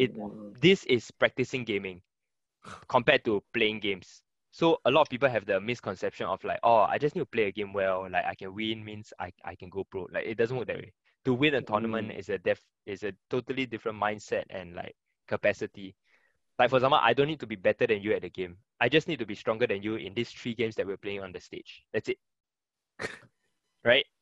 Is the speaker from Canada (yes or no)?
no; Singapore; also born or lived in Germany; Singapore is already my home for the longest time